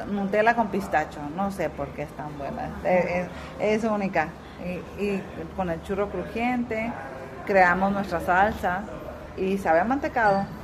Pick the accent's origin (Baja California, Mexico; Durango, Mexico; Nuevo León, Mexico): Baja California, Mexico; Tijuana; moved away as an adult; also born or lived in Zacatecas; now in Puerto Rico; Yo quiero traer mi esencia, donde yo nací. Transportarte a mi parte de México, no, inventar con otra parte. del, norte. ¿De dónde eres? De Tijuana.